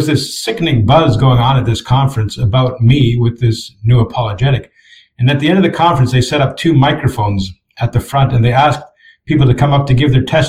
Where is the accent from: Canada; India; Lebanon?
Canada; Canadians, for example, we have a huge inferiority complex